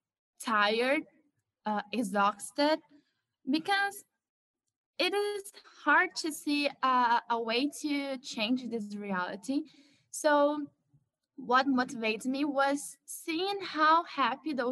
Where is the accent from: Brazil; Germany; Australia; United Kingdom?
Brazil; Rio de Janeiro; I was born in Rio de Janeiro, one of the most violent cities in Brazil and maybe in the world.